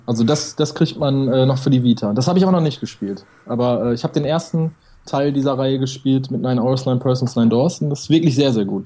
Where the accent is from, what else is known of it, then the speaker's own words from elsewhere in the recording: Ruhr area, North Rhine-Westphalia, Germany; Ich komme aus dem Ruhrgebiet